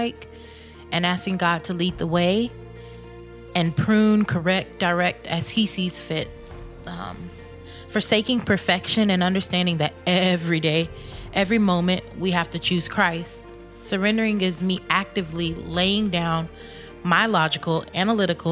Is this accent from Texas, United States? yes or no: yes; Texas, United States; Growing up in Texas, I occasionally went to church